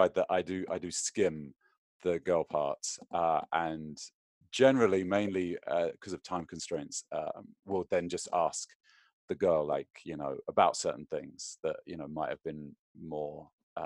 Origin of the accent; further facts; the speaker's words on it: London, United Kingdom; moved away as an adult; now in United States; growing up in London